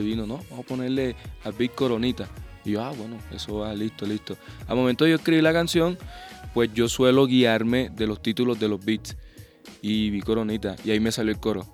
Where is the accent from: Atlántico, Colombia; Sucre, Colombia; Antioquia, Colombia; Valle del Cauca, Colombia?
Sucre, Colombia; Sincelejo; mi tierra, a Sucre, a mi, a mi cincelejo